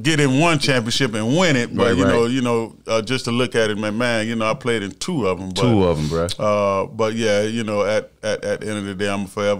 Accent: Melbourne, Florida, United States; I'm originally from Melbourne, Florida. Grew up in Melbourne, Florida.

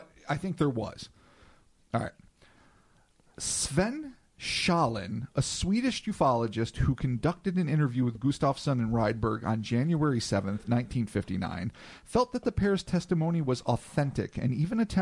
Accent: United States; We're so American

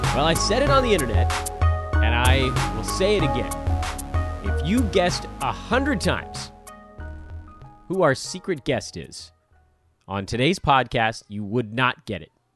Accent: Southern California, United States; growing up in Southern California, not rival schools because my school basically had no sports teams, but very close

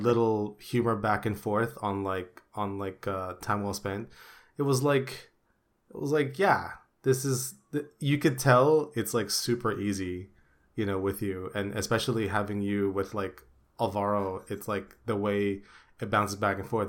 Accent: Philippines; English is a second language; moved away; back in the day in the Philippines

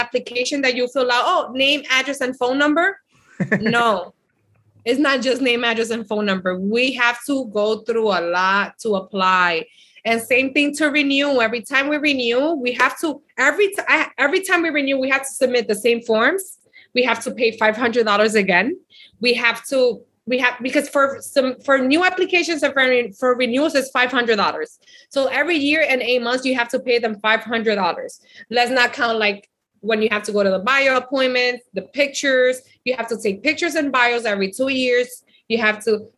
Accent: United States; also born or lived in Dominican Republic; I came here, my mom brought us here when I was 3 years old. I did kindergarten, first grade, and second grade here

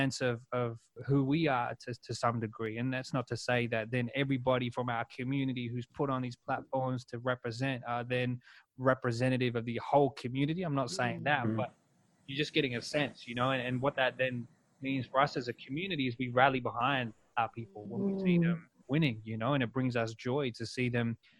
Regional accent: Sydney, New South Wales, Australia; I'm from Southwest Sydney in them outer city villages

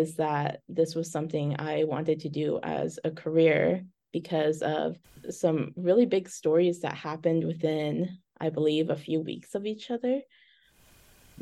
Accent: Carlsbad, California, United States; moved away as an adult; also born or lived in San Diego / New York / Syracuse; now in Bismarck, United States; I grew up in Carlsbad, California. I, grew up in a little beach town

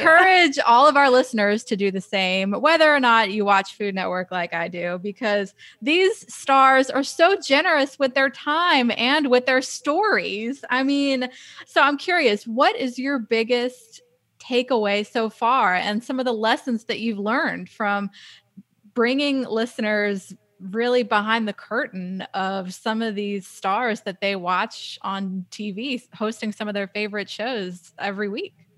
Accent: New Orleans, Louisiana, United States; growing up in New Orleans, yeah, obviously food was a part of our, our life

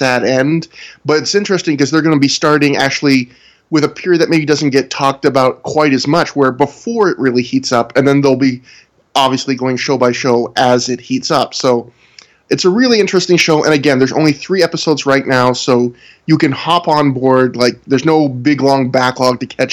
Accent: Canada; I'm Canadian

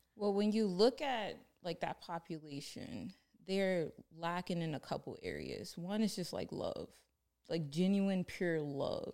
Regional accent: Baltimore, Maryland, United States; I grew up in Baltimore

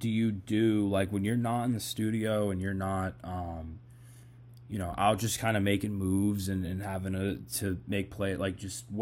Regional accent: Boston, Massachusetts, United States; I'm from Boston

